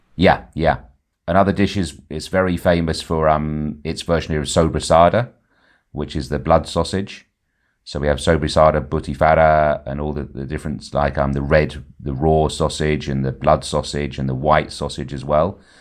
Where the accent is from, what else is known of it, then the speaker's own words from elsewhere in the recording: Ibiza, Balearic Islands, Spain; also born or lived in England; I was actually lucky enough to be born here in the seventies